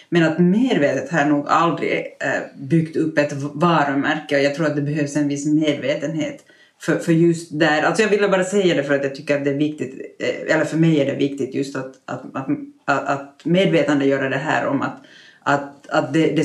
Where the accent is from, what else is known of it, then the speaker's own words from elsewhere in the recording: Finland; som finlandssvensk i minoritet